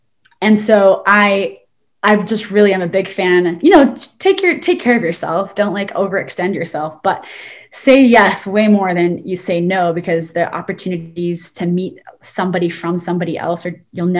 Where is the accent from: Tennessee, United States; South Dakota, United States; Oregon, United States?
Oregon, United States; also born or lived in Utah / San Diego; now in Arizona, United States; I'm from Oregon and then I moved to Utah and I lived in San Diego.